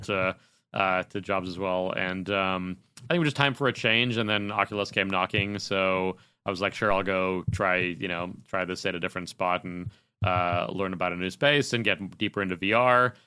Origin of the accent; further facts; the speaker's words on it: Chicago, Illinois, United States; moved away as an adult; now in California, United States; growing up in Chicago, that's where I was working at E B